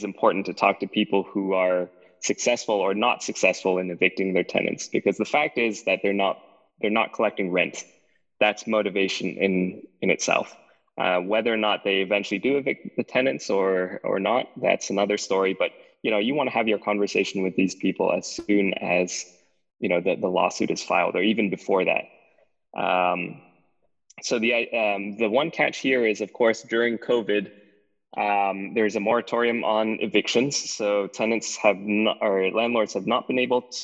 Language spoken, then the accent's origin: English; Texas, United States; I'm from Texas